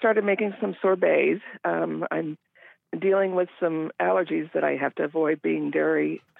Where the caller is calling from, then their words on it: Endicott, Washington, United States; I'm calling from Eastern Washington, Endicott.